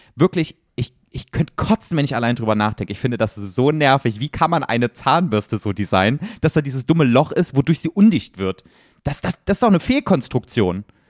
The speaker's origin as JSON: {"language": "German", "country": "Germany", "said": "für uns als Deutsche"}